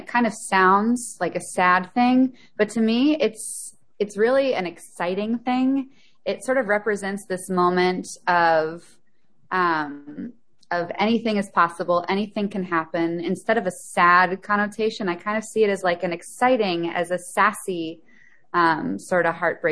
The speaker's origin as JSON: {"language": "English", "town": "Memphis", "region": "Tennessee", "country": "United States", "tie": "born or raised there", "said": "I grew up in Memphis, Tennessee, a music town"}